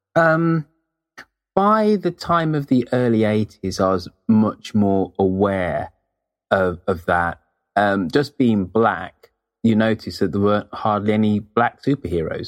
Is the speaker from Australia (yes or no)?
no; United Kingdom; being British, in the nineteen seventies, you're exposed to um, U K comics